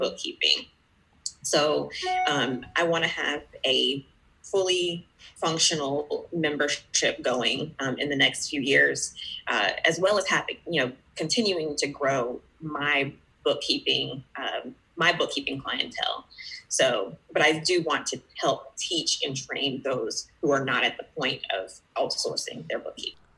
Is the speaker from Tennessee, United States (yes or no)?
no; Georgia, United States; I am from Georgia, uh, you know, the peach state in the United States